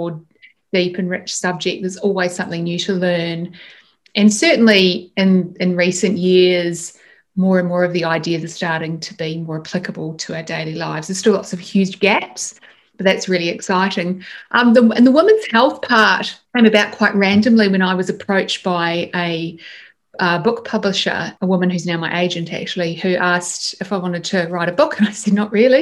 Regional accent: Christchurch, Canterbury, New Zealand; moved away as an adult; now in Australia; I grew up in Christchurch in New Zealand

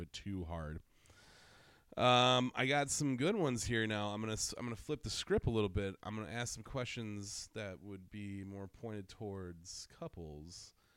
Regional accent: Wisconsin, United States; I'm from Wisconsin

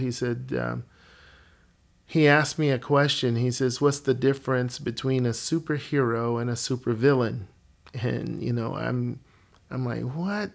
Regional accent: Alabama, United States; moved away as an adult; now in Colorado, United States; I was born and raised in Alabama and then the Lord, uh, moved Alicia and me to Colorado where we've been for the last twenty-five years

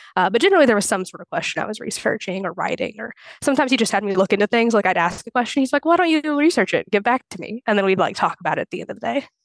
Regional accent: Clarksville, Indiana, United States; also born or lived in Bloomington, Indiana; I'm from Clarksville, Indiana, and I went to undergrad in Bloomington

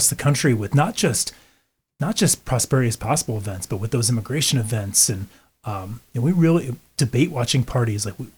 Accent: St. Louis area, Southern Illinois, United States; I'm from Illinois

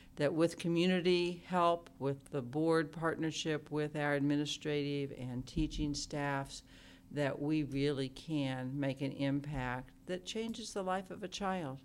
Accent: Oklahoma, United States; moved away as an adult; now in Ames, United States; I grew up in Oklahoma

